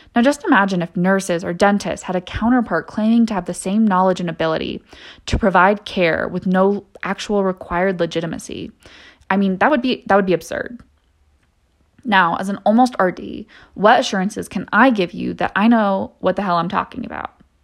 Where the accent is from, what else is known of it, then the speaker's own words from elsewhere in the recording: San Diego, California, United States; moved away as an adult; also born or lived in San Luis Obispo, California; now in Denver, United States; I grew up in San Diego. um, California